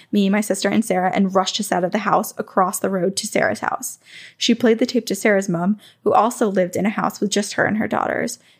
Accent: Wales, United Kingdom; I grew up in North Wales, UK, in a very small three bedroom house on the housing estate built not too long before.

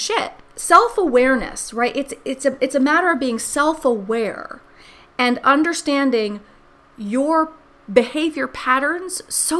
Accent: New York City, New York, United States; I grew up in New York City, and I grew up in New York City in the 70s.

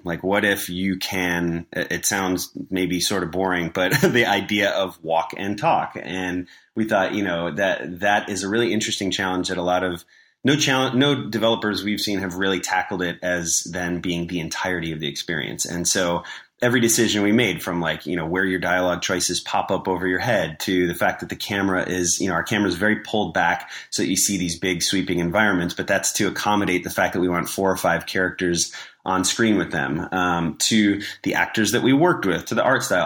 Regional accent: Chicago, Illinois, United States; moved away as an adult; also born or lived in Los Angeles; I was from Chicago. I moved out to L A, for an internship

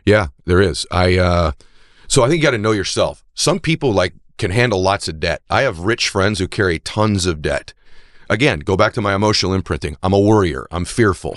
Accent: New England, United States; I'm from New England as well

